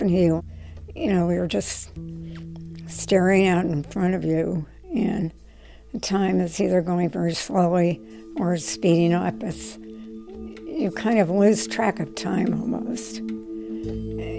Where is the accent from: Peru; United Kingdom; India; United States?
United States; Trenton, New Jersey; moved away as an adult; also born or lived in New York City; I was born in Trenton, New Jersey. My dad taught at the Lawrenceville School, prep school down there, and I lived on a dead-end street at that time